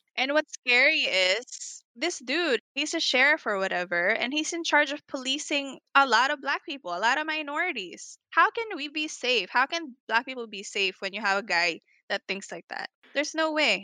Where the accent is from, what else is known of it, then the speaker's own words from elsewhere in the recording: Atlanta, Georgia, United States; now in Los Angeles, United States; we grew up in predominantly Caucasian neighborhood in Atlanta